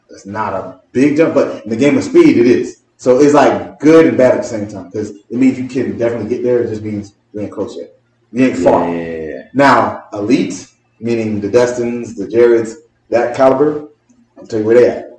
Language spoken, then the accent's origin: English; North Broward, Florida, United States; I'm from North Broward area